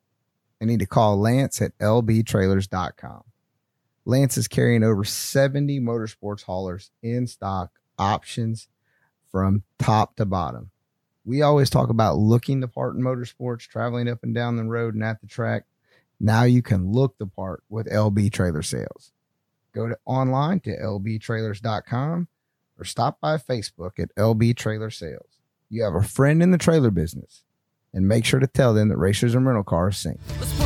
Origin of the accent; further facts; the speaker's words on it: North Carolina, United States; I'm from North Carolina.